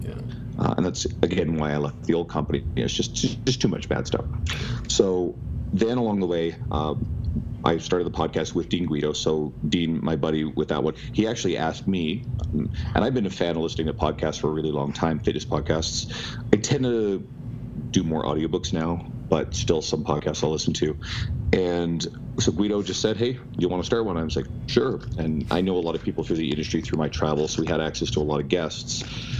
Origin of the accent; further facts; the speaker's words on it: St. John's, Newfoundland and Labrador, Canada; now in Edmonton, Canada; So I'm living in Edmonton, Alberta. I've lived here for 13 years. I'm originally from St. John's, Newfoundland. No, I don't have the accent.